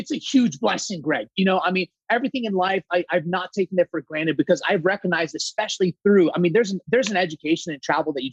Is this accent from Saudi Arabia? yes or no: yes; Saudi Arabia; I'm 100% Greek, my friends. And believe it or not, I was actually born and raised in Saudi Arabia. That's where I was born and raised.